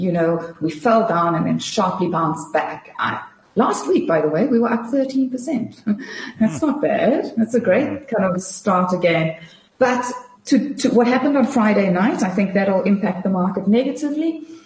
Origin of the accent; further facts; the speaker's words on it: South Africa; As a South African investor